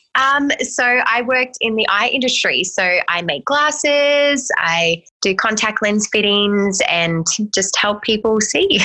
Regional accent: Australia; moved away as an adult; now in United States; I'm actually an Australian who's moved

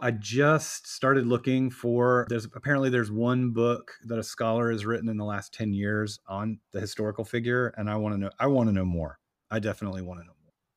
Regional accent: Atlanta, Georgia, United States; now in New York, United States; I was raised in Atlanta

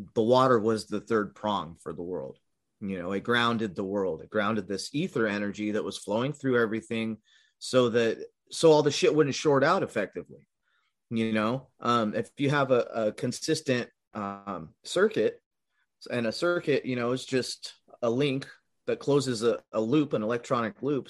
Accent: California, United States; moved away as an adult; also born or lived in Midwest; I was born and raised in California for like twenty-five years

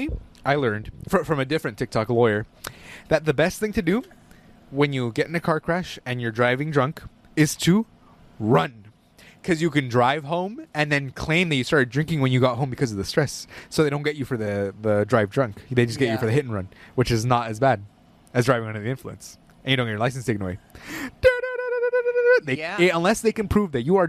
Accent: Los Angeles, California, United States; we're from

